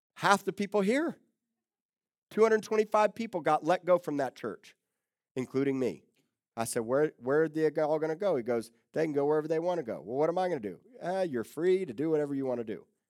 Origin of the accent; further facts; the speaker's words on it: Miami, Florida, United States; moved away as an adult; also born or lived in Tulsa, Oklahoma; now in Corpus Christi, United States; I grew up in South Miami